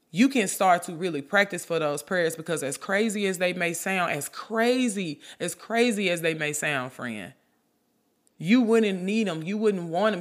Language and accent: English; Memphis, Tennessee, United States; I'm from Memphis, I say junt.